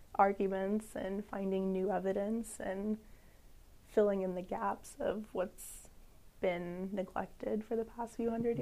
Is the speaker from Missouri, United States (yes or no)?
yes; St. Louis, Missouri, United States; now in Columbia, United States; I'm originally from the St. Louis, Missouri area.